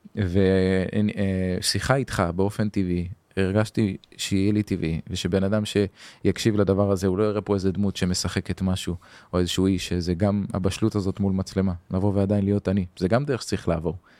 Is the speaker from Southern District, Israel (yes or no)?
no; Hadera, Haifa District, Israel; גדלתי בחדרה